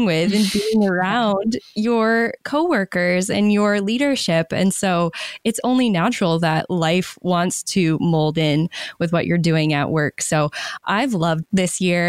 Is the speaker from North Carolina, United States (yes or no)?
no; Maine, United States; moved away; I moved back to my home state of Maine during the pandemic